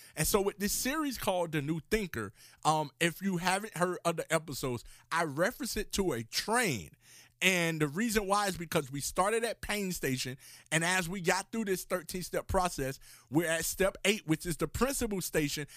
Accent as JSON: {"language": "English", "town": "Miami", "region": "Florida", "country": "United States", "tie": "born or raised there", "said": "I grew up in Miami, Florida"}